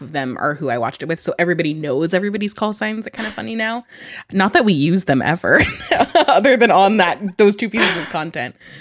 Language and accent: English; Sacramento, California, United States; also born or lived in San Jose, California; I grew up in Sacramento. I went to an all-girls school